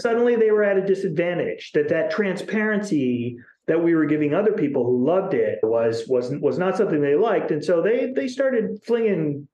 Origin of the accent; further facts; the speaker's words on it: Chicago, Illinois, United States; now in Seattle, United States; I'm from Chicago.